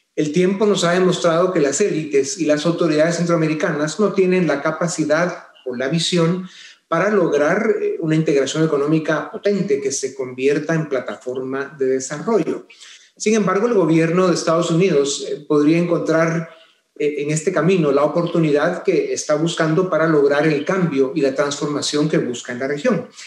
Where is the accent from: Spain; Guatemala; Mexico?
Guatemala; nuestro país